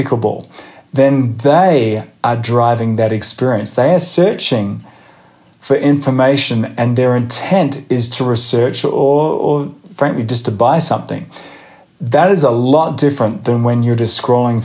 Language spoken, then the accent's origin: English; Australia; moved away as an adult; now in United States